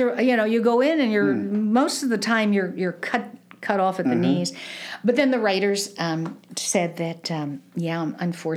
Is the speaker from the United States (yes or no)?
yes; East Coast, United States; moved away as an adult; also born or lived in New York / North Jersey; now in Kansas City, United States; I grew up on the East Coast, and I did a lot of things in New York and North Jersey